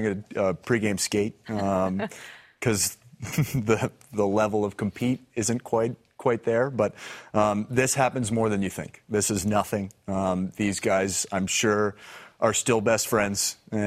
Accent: United States; as an American

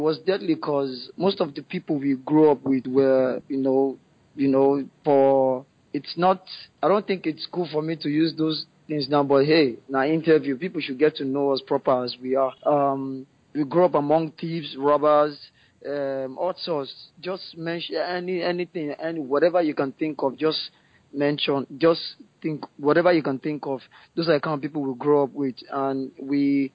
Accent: Ikeja, Lagos, Nigeria; I was born and raised in Ikeja, Lagos, Nigeria.

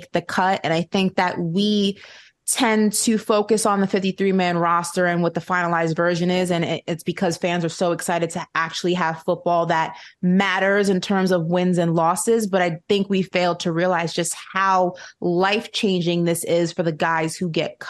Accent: New York, United States; as a New Yorker

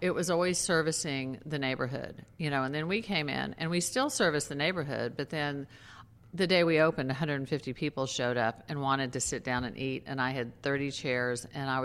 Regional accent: Texas, United States; also born or lived in New York City; now in Maui, United States; I grew up in Texas. I lived in New York City for quite a long time.

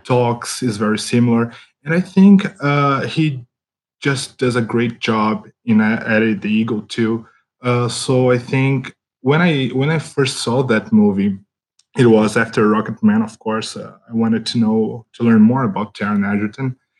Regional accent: Brazil; English is a second language; I come from Brazil

